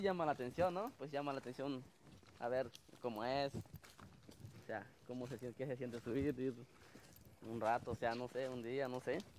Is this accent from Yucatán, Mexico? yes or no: no; Chiapas, Mexico; now in Quintana Roo, Mexico; Yo vengo parte de Chiapas.